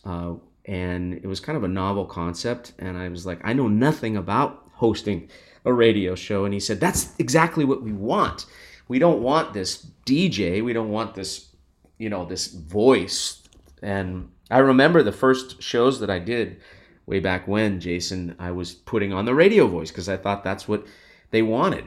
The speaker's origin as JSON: {"language": "English", "town": "Los Angeles", "region": "California", "country": "United States", "tie": "born or raised there", "said": "I grew up in Los Angeles"}